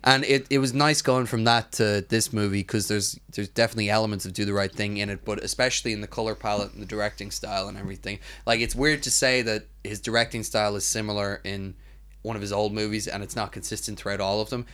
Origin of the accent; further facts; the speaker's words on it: Ireland; As an Irish person